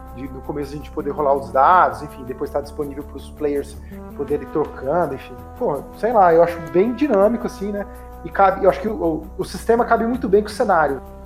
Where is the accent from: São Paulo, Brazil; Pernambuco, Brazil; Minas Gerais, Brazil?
São Paulo, Brazil; interior of; eu sou daqui de São Paulo, nascido em São Paulo, mas cresci no interior de São Paulo